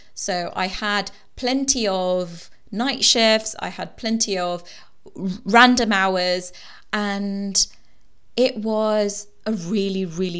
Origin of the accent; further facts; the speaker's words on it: Gujarat, India; And I'm from the Gujarati culture.